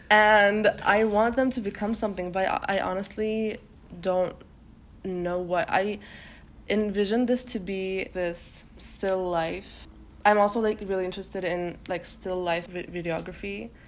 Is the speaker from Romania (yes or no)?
no; Turkey; first language Turkish; English is a second language; now in United States; And Turkish is my mother tongue.